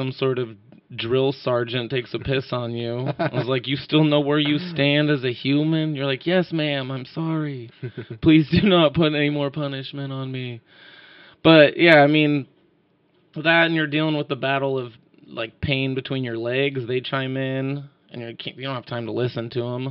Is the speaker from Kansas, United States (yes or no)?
no; Sandpoint, Idaho, United States; moved away as an adult; my hometown of Sandpoint, Idaho